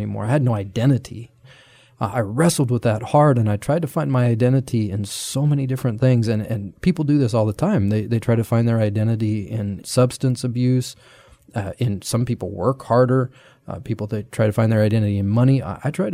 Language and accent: English; Nebraska, United States; I grew up in Nebraska